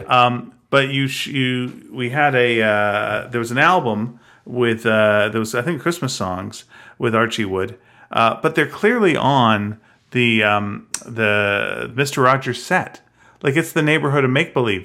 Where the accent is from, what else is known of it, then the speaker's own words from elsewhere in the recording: Canada; we're from Canada